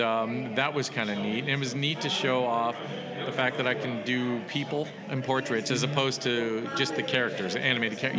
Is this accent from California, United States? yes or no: yes; Los Gatos, California, United States; I grew up in the Bay Area